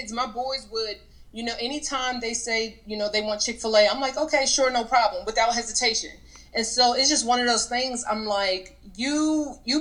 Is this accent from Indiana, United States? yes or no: no; Germantown, Maryland, United States; moved away as an adult; also born or lived in Richmond, Virginia / Charlotte, North Carolina; I was actually raised here in Germantown, Maryland.